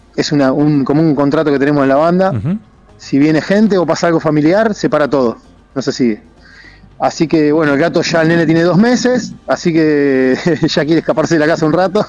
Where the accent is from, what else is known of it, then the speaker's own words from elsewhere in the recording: Argentina; nosotros nos criamos en Argentina